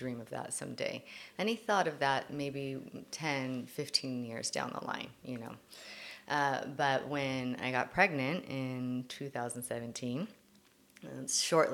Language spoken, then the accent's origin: English; Lakewood, California, United States; I am from Southern California, so actually Lakewood area